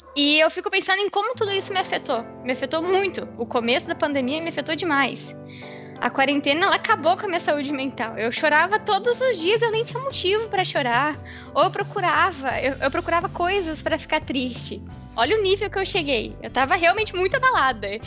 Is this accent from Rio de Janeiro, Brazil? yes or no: no; Uruguaiana, Rio Grande do Sul, Brazil; eu moro com os meus pais em Uruguaiana, né? eu sou de, de Uruguaiana